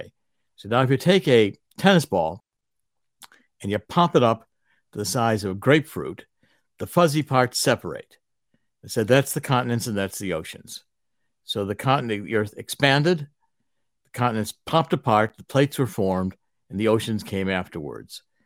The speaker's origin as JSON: {"language": "English", "town": "Cleveland", "region": "Ohio", "country": "United States", "tie": "born or raised there", "said": "I was raised in Cleveland"}